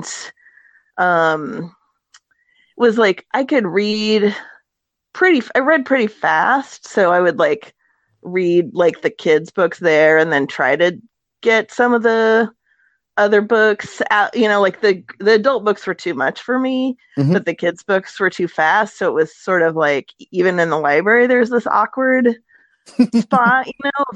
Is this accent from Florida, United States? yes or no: no; Eureka, California, United States; moved away as an adult; also born or lived in Grass Valley, California; now in Portland, United States; I did like growing up till junior high in Eureka, California